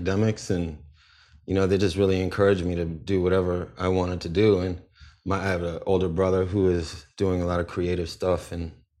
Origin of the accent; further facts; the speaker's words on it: Ann Arbor, Michigan, United States; born there; I was born in 78 in Ann Arbor, Michigan.